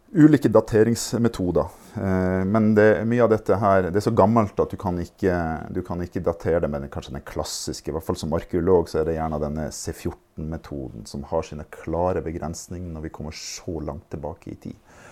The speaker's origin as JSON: {"language": "Norwegian", "town": "Fauske", "region": "Nordland", "country": "Norway", "said": "jeg er fra Fauske"}